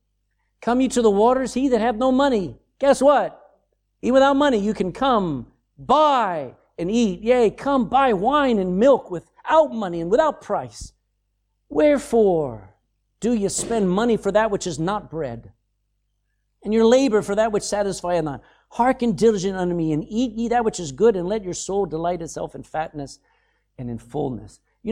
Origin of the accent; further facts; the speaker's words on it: the South, United States; accent: Southern; my accent was probably still a little bit southern at that point.